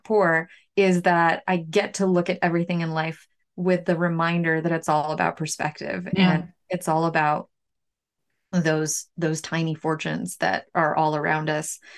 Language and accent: English; New York City, New York, United States; also born or lived in Ukraine; now in Bangor, United States; I'm from Ukraine originally. I spent the most of my growing up in New York City.